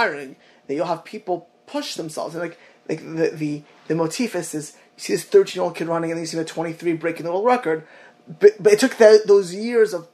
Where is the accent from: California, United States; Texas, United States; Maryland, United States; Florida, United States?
Florida, United States; South; I grew up in South Florida.